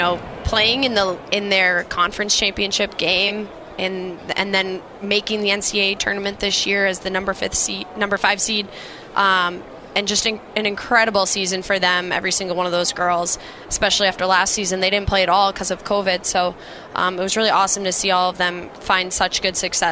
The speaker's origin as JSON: {"language": "English", "town": "Acton", "region": "Massachusetts", "country": "United States", "tie": "born or raised there", "said": "Yeah, so I grew up in Acton, Mass. Played, public hockey and club hockey, and then I ended up transferring to Noble and Greenough School out of Dedham, Mass."}